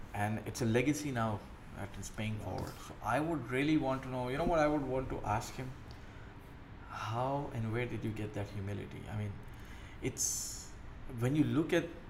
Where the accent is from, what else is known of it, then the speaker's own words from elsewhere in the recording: Karachi, Sindh, Pakistan; moved away as an adult; now in United Arab Emirates; So I come from Karachi city. Grew up there, was born there, grew up there, came to UAE here in 2005